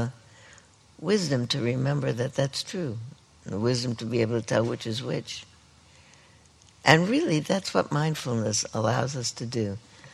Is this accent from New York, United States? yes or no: yes; New York City, New York, United States; moved away; I grew up there